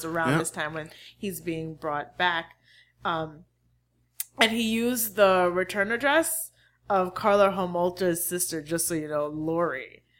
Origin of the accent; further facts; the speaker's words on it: Haiti; accent: Haitian; Leave my Haitian accent alone.